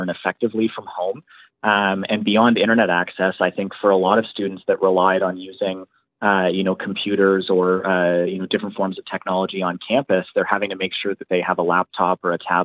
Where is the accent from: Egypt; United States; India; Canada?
Canada; Ontario; moved away as an adult; now in Halifax, Canada; so I go to school here in Halifax, but I grew up in Ontario